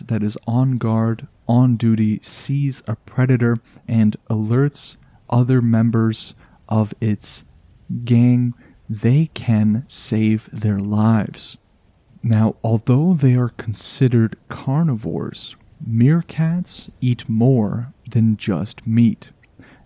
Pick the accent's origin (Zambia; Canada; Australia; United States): Canada; I am just a Canadian in my little bubble of always cold